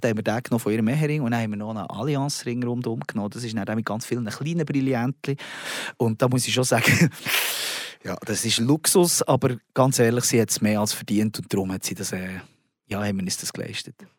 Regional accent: Switzerland; als Schweizer Mundartkünstler

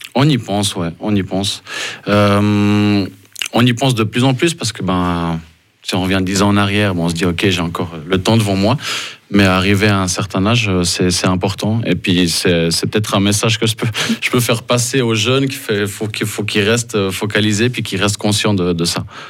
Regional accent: Lausanne, Vaud, Switzerland; moved away as an adult; also born or lived in Ambrì; now in Fribourg, Switzerland; j'ai grandi à Lausanne

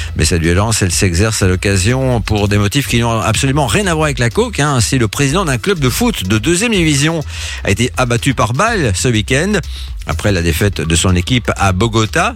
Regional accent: Belgium; chez nous en Belgique

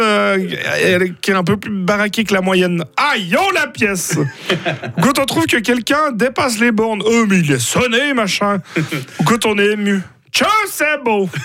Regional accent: Broye, Fribourg, Switzerland; nous autres broyards, vu qu'on n'a pas grand-chose chez nous

